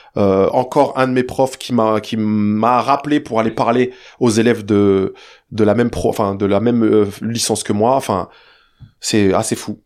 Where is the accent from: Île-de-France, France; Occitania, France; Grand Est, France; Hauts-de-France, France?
Île-de-France, France; Saint-Cyr-l'École; also born or lived in Le Chesnay, Yvelines; ensuite, on déménage euh, quand je suis très jeune dans la ville de Saint-Cyr, pas loin de Versailles, petite cité HLM.